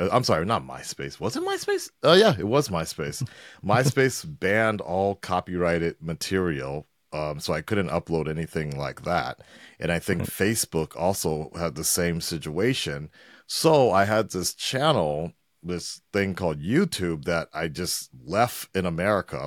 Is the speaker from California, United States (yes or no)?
yes; Los Angeles, California, United States; moved away as an adult; also born or lived in Culver City / Santa Monica; now in Japan; I'm originally from Los Angeles, uh, born and raised, North Hollywood